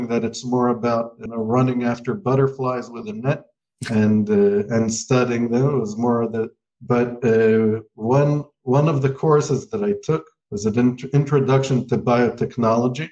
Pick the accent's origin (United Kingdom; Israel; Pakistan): Israel; also born or lived in United States; I was born in the United States, but I grew up in Israel since the age of 6